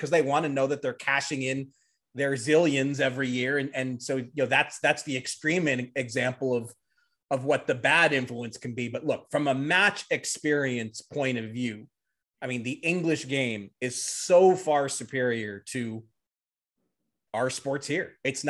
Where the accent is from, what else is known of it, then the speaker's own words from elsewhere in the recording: United States; as an American